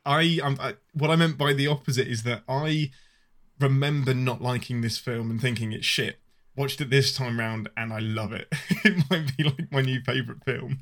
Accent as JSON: {"language": "English", "region": "England", "country": "United Kingdom", "said": "I'm your Englishman"}